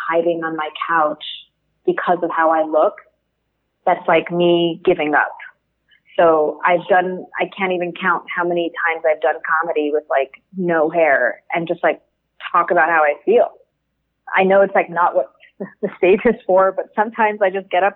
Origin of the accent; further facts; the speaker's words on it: New York City, New York, United States; I'm a New Yorker.